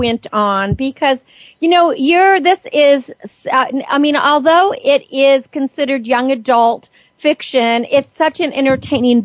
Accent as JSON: {"language": "English", "town": "San Francisco", "region": "California", "country": "United States", "said": "San Francisco, the town where I am from"}